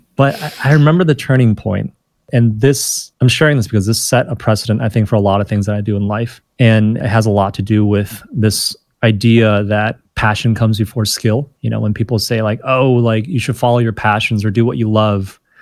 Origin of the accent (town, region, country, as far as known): Rochester Hills, Michigan, United States; born or raised there; moved away as an adult; also born or lived in China